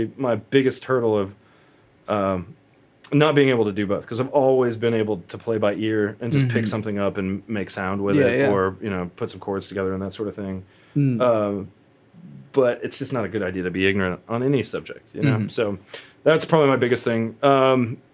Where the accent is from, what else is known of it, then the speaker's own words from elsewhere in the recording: Ponca City, Oklahoma, United States; also born or lived in Stillwater, Oklahoma; I grew up in Ponca City, later moved to Stillwater, Oklahoma for Oklahoma State.